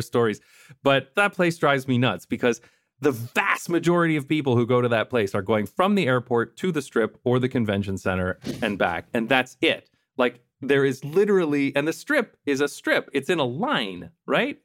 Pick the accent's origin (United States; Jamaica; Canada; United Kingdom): Canada; London, Ontario; moved away; my hometown of London, Ontario, Canada